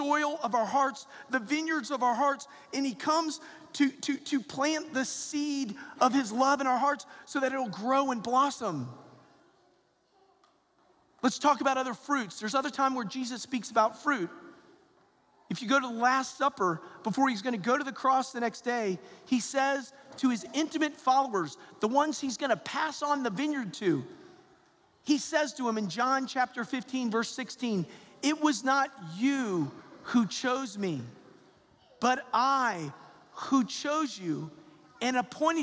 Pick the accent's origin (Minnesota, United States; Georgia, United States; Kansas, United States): Georgia, United States; I'm a Georgia boy, so I'm from the South, and I'm from Georgia